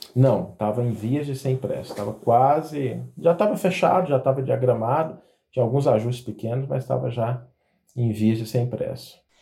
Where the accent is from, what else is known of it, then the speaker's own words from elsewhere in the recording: Goiás, Brazil; eu sou goiano